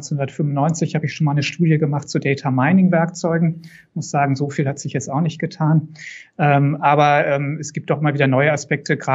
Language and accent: German; North Rhine-Westphalia, Germany; born there; moved away as an adult; now in Würzburg, Germany; Das Persönliche vielleicht noch, bin auch Westfale, gebürtiger.